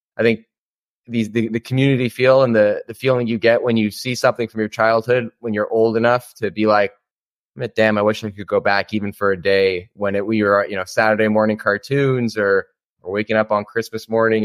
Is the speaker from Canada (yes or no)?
yes; Toronto, Ontario, Canada; I'm from Toronto, Ontario in Canada.